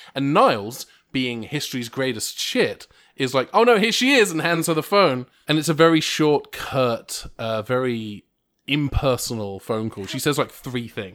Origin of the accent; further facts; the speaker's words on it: England, United Kingdom; I'm English